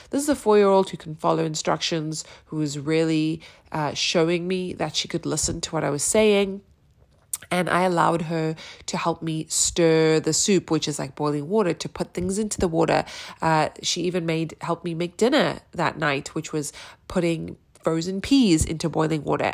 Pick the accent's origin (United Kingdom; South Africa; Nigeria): South Africa; also born or lived in New York, United States; now in Austin, Texas, United States; I'm a South African living in Austin, Texas, via New York